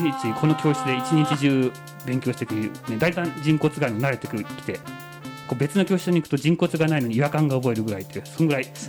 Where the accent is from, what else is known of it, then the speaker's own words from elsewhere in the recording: Yamanashi, Japan; 私山梨の出身でして